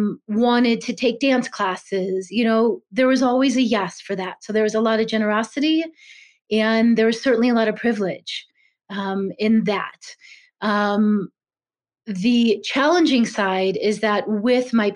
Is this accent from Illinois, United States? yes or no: yes; Chicago, Illinois, United States; I was raised in Chicago, middle-class family of entrepreneurs